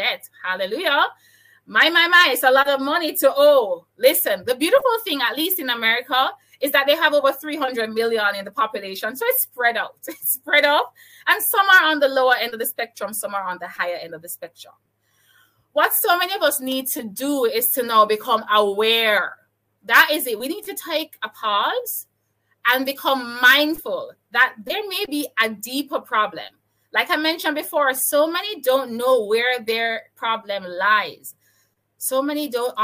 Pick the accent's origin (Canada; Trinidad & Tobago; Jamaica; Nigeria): Jamaica; I'm from Jamaica